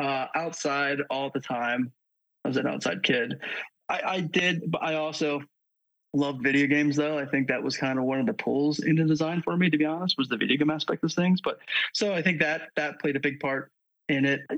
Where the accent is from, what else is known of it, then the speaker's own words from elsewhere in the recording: Central Pennsylvania, United States; pretty close towards Central PA for, you know, until I was high schoolish, we moved. So yeah, I was there for most of my childhood